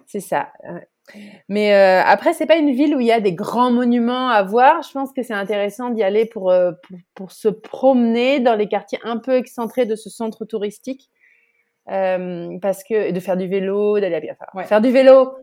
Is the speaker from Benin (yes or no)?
no; Bordeaux, Nouvelle-Aquitaine, France; moved away as an adult; also born or lived in Le Havre area, Normandy; now in Netherlands; Je suis née à Bordeaux et j'ai grandi dans la région bordelaise jusqu'à ce que j'ai 11 ans.